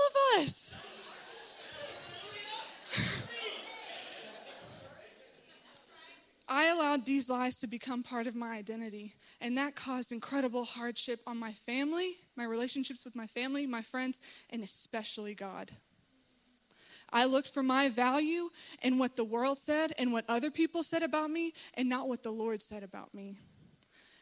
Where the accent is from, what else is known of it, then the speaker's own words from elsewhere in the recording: Little Rock, Arkansas, United States; I'm from Little Rock